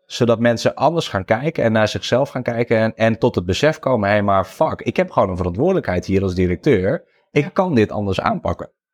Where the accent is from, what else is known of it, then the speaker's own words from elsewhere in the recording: Friesland, Netherlands; ik ben geboren en getogen in Friesland